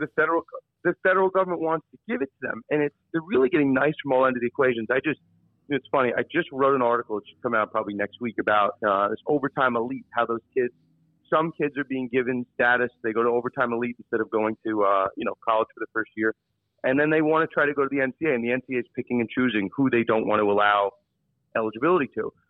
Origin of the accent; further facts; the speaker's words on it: New York, United States; I'm from New York